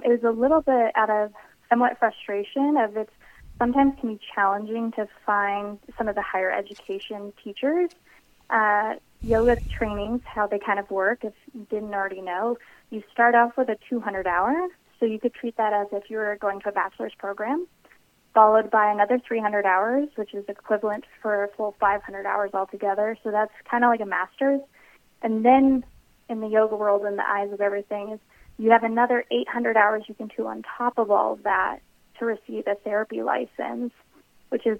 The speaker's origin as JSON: {"language": "English", "town": "Longmont", "region": "Colorado", "country": "United States", "tie": "born or raised there", "also_born_or_lived": "Denver, Colorado", "said": "I am a Colorado native. I actually grew up north, so just outside of Boulder in Longmont, Colorado"}